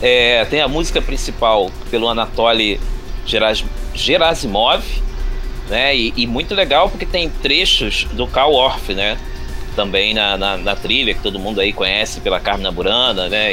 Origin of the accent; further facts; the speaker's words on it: Rio de Janeiro, Brazil; nascido aqui no Rio de Janeiro, bom carioca da Gema e da Clara